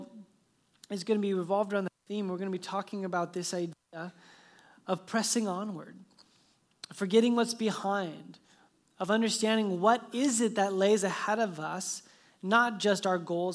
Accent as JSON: {"language": "English", "town": "Phoenix", "region": "Arizona", "country": "United States", "tie": "born or raised there", "moved": "yes", "said": "I was born in Phoenix"}